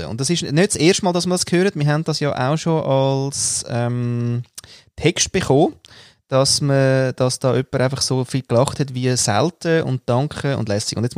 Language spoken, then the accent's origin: German; Austria; da komme ich ja nicht mal als Österreicher weiter.